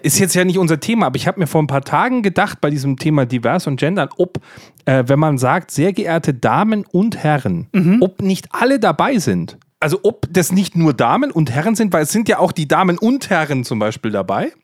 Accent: Bavaria, Germany; ich als Bayer

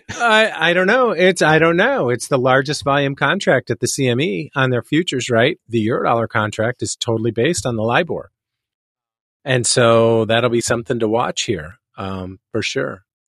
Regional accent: Chicago, Illinois, United States; I'm Chicagoan

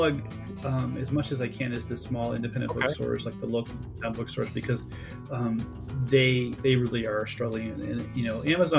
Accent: California, United States; Listen to me. I'm from California. I know all this stuff.

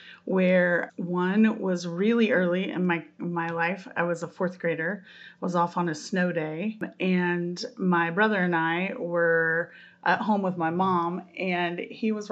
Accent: Terre Haute, Indiana, United States; I'm from Terre Haute

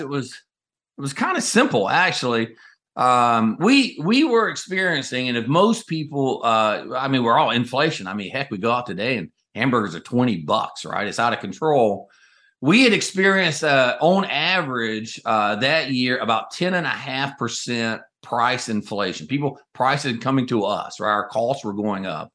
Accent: North Carolina, United States; moved away as an adult; I grew up in North Carolina in a double-wide trailer at the end of a dead-end dirt road

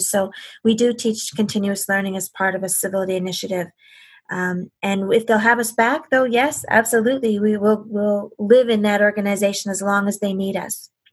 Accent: Canada; as a Canadian

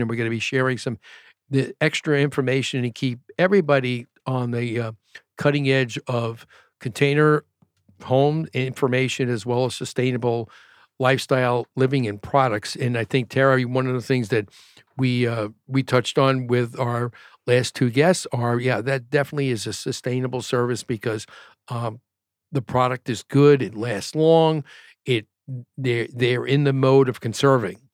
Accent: New York, United States; now in Arizona, United States; I grew up in New York

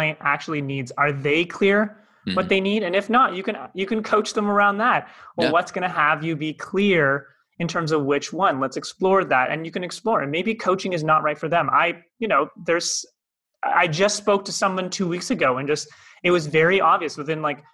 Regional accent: Toronto, Ontario, Canada; moved away as an adult; now in Cape Town, South Africa; by my accent, not from here, originally from Toronto, Canada. I moved here in January 2020

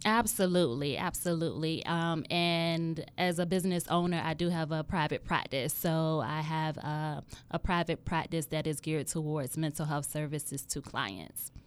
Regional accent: Hampton Roads, Virginia, United States; I was born and raised in Hampton Roads

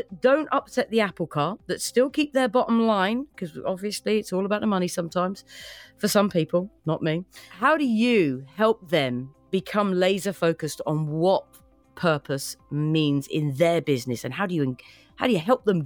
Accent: United Kingdom; moved away as an adult; now in United States; being a Brit that has landed on these fair shores

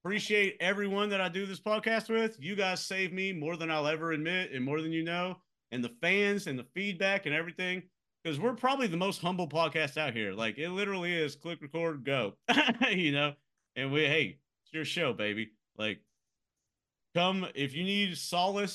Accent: Central Time Zone, United States; moved away; I grew up in the Central time zone

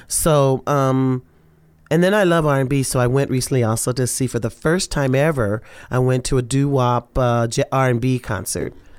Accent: Los Angeles, California, United States; also born or lived in Louisiana; we ended up in L

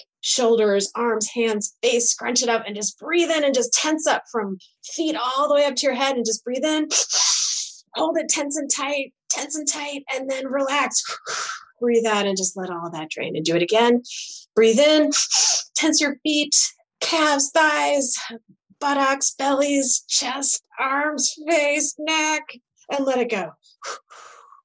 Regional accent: Michigan, United States; we're from Michigan

